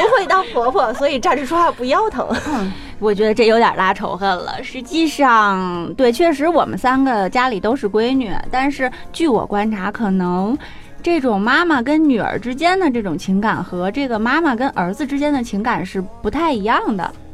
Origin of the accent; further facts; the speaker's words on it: China; 我们中国人